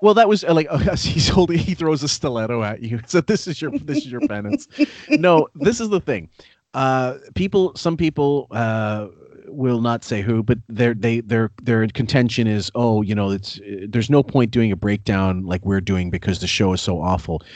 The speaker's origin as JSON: {"language": "English", "country": "Canada", "said": "I'm a Canadian"}